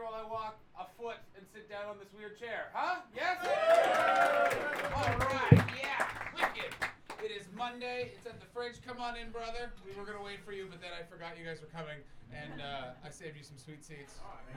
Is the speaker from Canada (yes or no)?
yes; Canada; also born or lived in Toronto; I'm from Canada